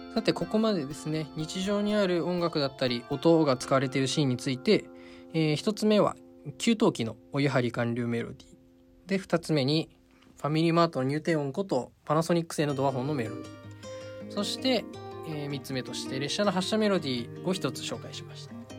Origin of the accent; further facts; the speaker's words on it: Nagano, Japan; moved away as an adult; 私長野はですねあの出身が長野の田舎でして